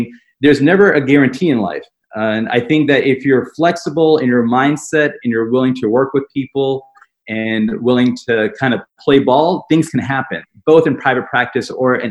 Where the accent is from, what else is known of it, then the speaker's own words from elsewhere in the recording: Nashville, Tennessee, United States; also born or lived in Atlanta, Georgia / Birmingham, Alabama; I grew up in Nashville, Tennessee, small town, and always lived in the South.